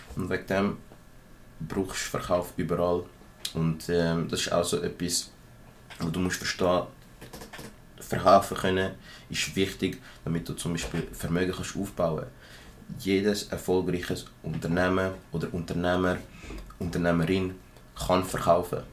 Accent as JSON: {"language": "German", "region": "Zurich", "country": "Switzerland", "said": "ich bin ein Zürcher aus einer kleinen Gegend und ich habe schon immer so gesprochen"}